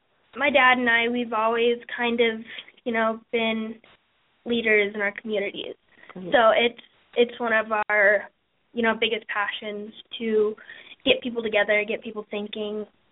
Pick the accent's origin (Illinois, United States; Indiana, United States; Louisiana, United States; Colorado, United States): Indiana, United States; Indianapolis; I am 14 and from Indianapolis.